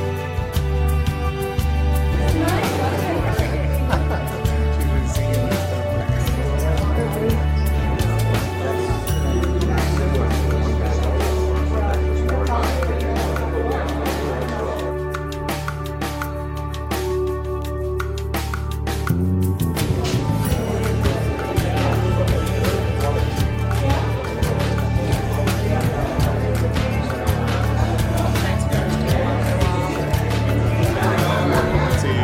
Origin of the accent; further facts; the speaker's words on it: Jemez Pueblo, New Mexico, United States; growing up in Jemez, and just growing up in the traditional lifestyle